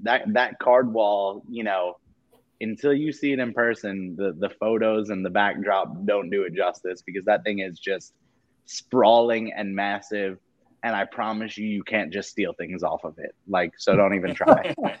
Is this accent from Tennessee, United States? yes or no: no; New York, United States; I'm from New York.